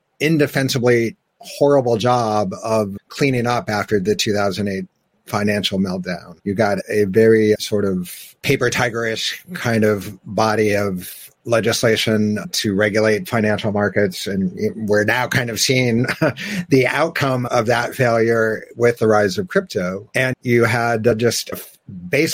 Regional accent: United States; we, being Americans

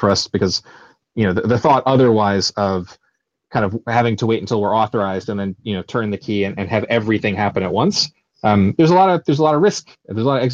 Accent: United States; now in United Kingdom; we're both American

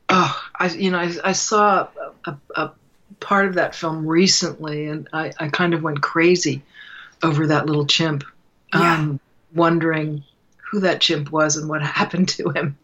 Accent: New York City, New York, United States; I, I'm from New York City

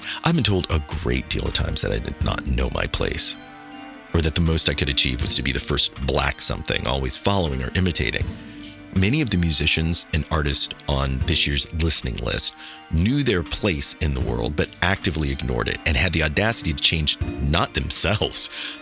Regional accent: Kansas City, United States; I grew up in Kansas City, a little bit isolated from any underground artist movement

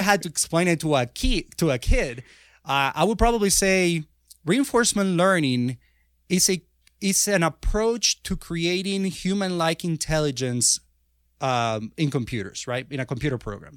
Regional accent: Venezuela; moved away as an adult; now in United States; I was born in Venezuela

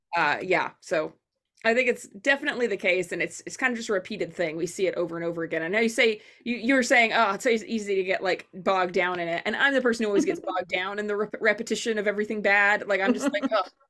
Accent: Arkansas, United States; I'm from Arkansas. Everybody makes those jokes about my state, too.

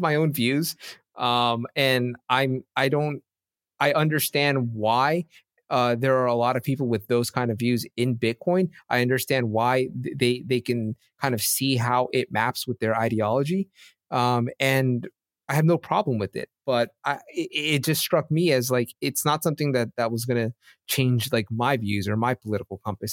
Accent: United States; I'm from America

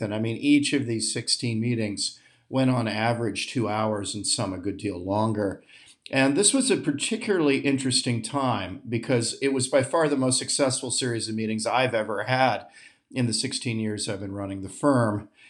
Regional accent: United States; I'm an American patriot

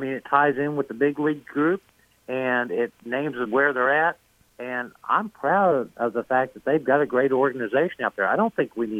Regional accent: United States; moved away; also born or lived in Texas / Oklahoma; I grew up in Texas, Oklahoma.

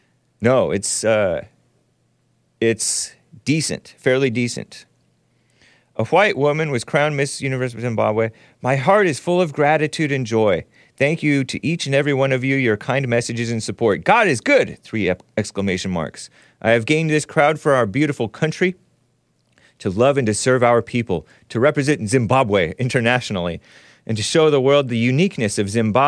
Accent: United States; I'm a Native American because I was born in America. To American parents who were born in America to American parents.

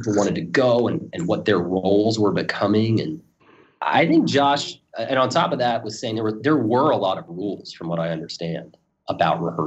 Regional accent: Pittsburgh, Pennsylvania, United States; moved away; I'm actually from Pittsburgh, Pennsylvania, originally

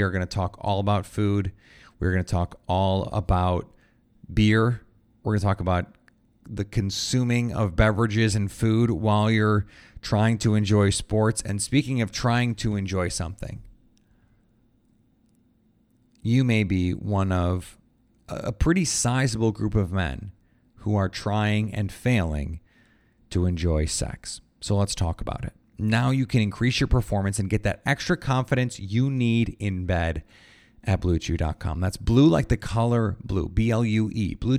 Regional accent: Kiln, Mississippi, United States; from Kill, Mississippi, home of Brett Favre, by the way.

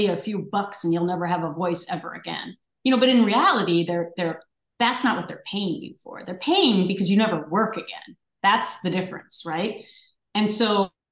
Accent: Minnesota, United States; growing up in Minnesota is everyone's nice there

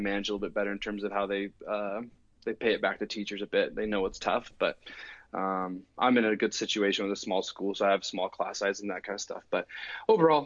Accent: Oregon, United States; moved away as an adult; now in Calgary, Canada; I'm from Oregon, born and raised in Oregon.

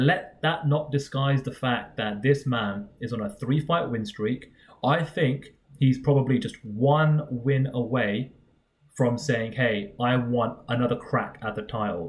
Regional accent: England, United Kingdom; part of being British

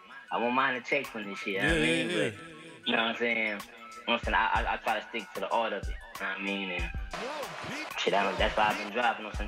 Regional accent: Columbus, Georgia, United States; moved away as an adult; now in Atlanta, United States; I'm Columbus, Georgia

